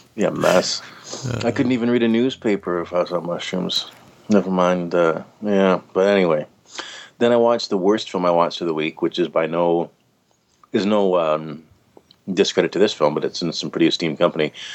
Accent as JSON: {"language": "English", "country": "Canada", "said": "being Canadian"}